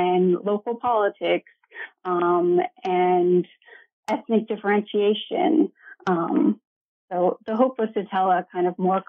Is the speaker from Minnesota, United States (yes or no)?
no; Ohio, United States; also born or lived in Iowa; So I grew up in Ohio in a small college town, and I am the child of political scientists